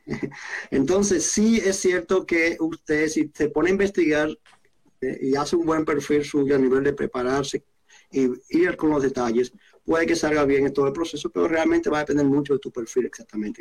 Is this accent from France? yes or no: no; Dominican Republic; moved away as an adult; now in Canada; soy dominicano de origen y llegué a Canadá como residente permanente en 2007